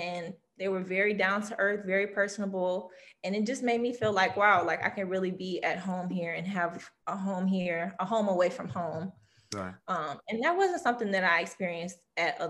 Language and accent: English; Louisiana, United States; LSU, which is my home state. I'm from Louisiana